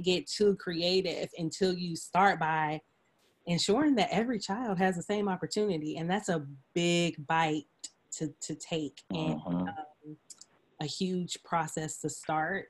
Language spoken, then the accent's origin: English; Stone Mountain, Georgia, United States; moved away; I grew up in Stone Mountain. And so, I went to public school, graduated from Reed Ann High School